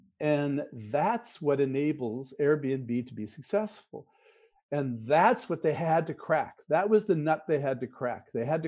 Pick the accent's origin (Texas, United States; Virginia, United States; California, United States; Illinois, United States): California, United States; So, you know, growing up in Silicon Valley, innovation was all about technology, right?